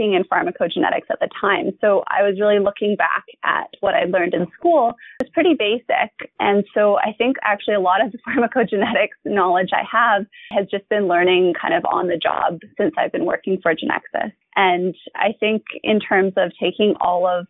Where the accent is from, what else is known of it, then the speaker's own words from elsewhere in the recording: Vancouver, British Columbia, Canada; I'm from Vancouver, BC, born and bred Vancouverite